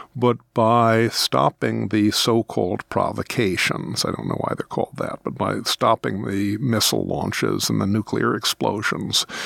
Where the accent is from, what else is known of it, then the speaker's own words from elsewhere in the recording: United States; As an American citizen